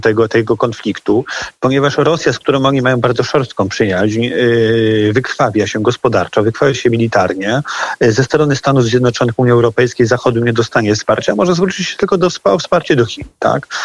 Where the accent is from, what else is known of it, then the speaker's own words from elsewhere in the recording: Łódź, Łódź Voivodeship, Poland; wywodzę się z Łodzi